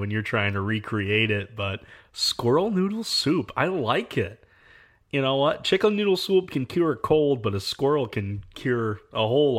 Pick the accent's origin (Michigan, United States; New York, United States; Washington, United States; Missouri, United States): Michigan, United States; Now, I'm from Michigan. We got a lot of deer camp nostalgia. We've got the pasties.